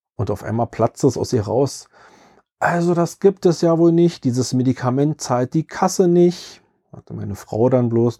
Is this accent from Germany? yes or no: yes; Berlin, Germany; Ich selbst kann als Berliner